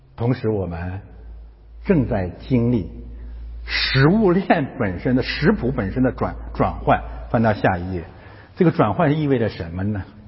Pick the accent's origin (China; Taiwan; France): China; moved away; 我们从中国来的